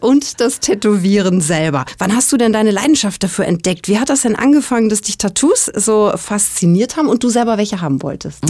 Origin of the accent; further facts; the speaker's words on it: South Tyrol, Trentino-Alto Adige, Italy; hier bei uns in Südtirol